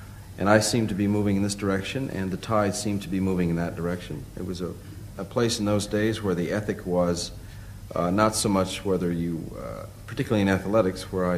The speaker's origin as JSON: {"language": "English", "region": "California", "country": "United States", "tie": "born or raised there", "moved": "as an adult", "said": "It had a lot to do with growing up in California, where the sun did always shine."}